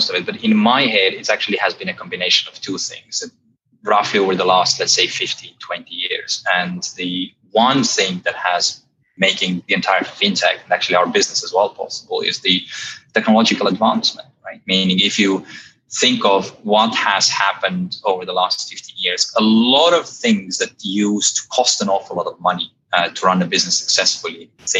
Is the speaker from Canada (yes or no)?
no; Estonia; now in London, United Kingdom; You probably can't tell from my accent, but I'm actually an Estonian. I've been living here in London for well over a decade now and enjoying it so far.